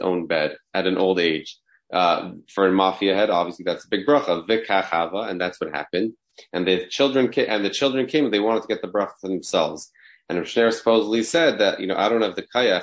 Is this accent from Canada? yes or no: yes; Toronto, Ontario, Canada; moved away; also born or lived in Riverdale, New York; I grew up in Toronto